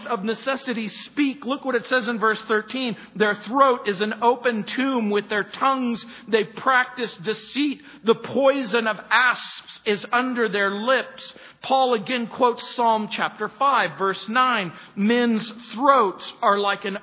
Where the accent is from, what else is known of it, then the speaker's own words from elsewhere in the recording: United States; When I was growing up in the Mojave Desert